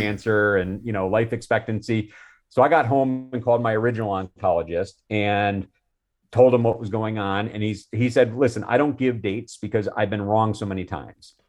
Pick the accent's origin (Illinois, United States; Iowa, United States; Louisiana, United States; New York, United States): Illinois, United States; Chicago; I grew up in the Chicago area